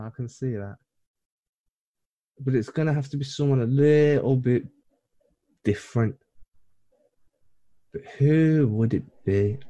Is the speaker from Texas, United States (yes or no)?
no; Indiana, United States; I'm from Indiana, where bored is life.